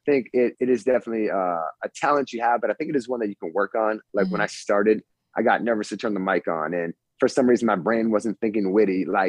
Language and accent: English; Framingham, Massachusetts, United States; moved away as an adult; also born or lived in Central New York / Los Angeles, California; now in San Diego, United States; Yes, I moved out here 15 years ago. So I grew up in Framingham